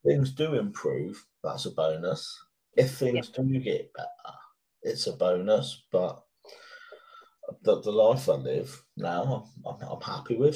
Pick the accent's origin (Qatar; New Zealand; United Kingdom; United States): United Kingdom; British people, part of our upbringing is to to ask someone, are they okay?